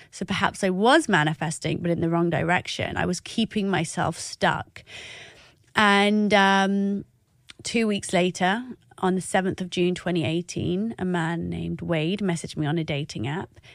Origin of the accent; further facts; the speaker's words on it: Oxford, South East England, United Kingdom; I am an Iraqi that was growing up in Oxford.